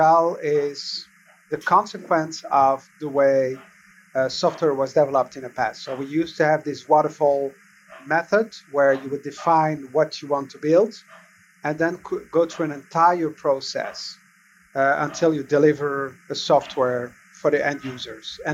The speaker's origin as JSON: {"language": "English", "country": "Belgium", "tie": "born or raised there", "said": "I was born and raised in Belgium"}